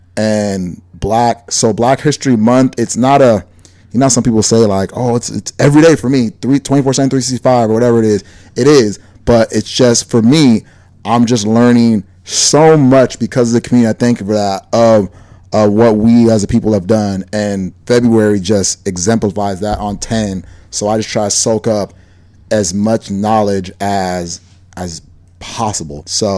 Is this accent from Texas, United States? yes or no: no; Decatur, Georgia, United States; born there; also born or lived in Oakland / Sacramento; now in Los Angeles, United States; So I was born in Decatur, Georgia, surrounded by Black folks. Moved out to Oakland, Sacramento. And then mom moved out here to East L.A. And I've just been surrounded by Hispanics.